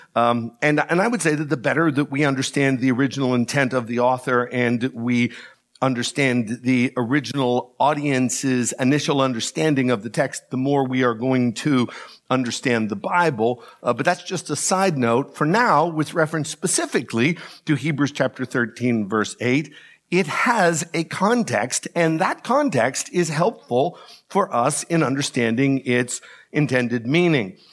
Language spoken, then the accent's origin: English; DuBois, Pennsylvania, United States; moved away; Growing up in Du Bois